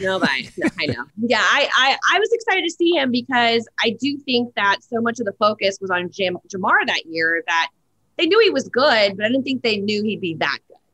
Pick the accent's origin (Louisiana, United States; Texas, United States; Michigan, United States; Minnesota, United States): Louisiana, United States; New Orleans; moved away; also born or lived in Nashville; I'm from New Orleans, Louisiana, where football is our second religion